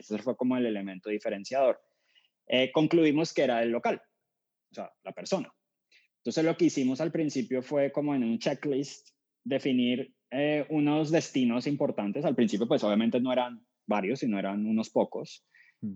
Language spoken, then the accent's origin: Spanish; Cali, Valle del Cauca, Colombia; moved away; soy colombiano, nací en Cali, Santiago de Cali, que es la tercera ciudad de Colombia